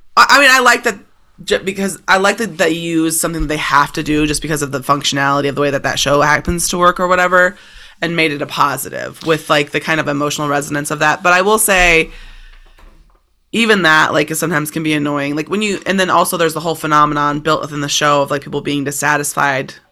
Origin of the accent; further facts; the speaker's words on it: United States; as an American